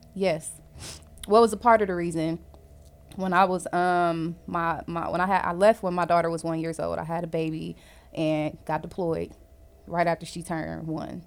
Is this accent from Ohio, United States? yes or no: yes; Cleveland, Ohio, United States; now in Jacksonville, United States; I am originally from Cleveland, Ohio, but I currently live in Jacksonville, Florida